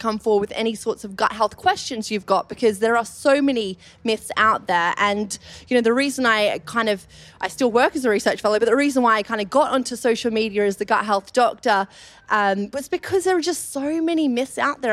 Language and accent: English; Australia; accent: Australian; moved away as an adult; now in London, United Kingdom; I moved over from Australia, you may have picked up my Australian accent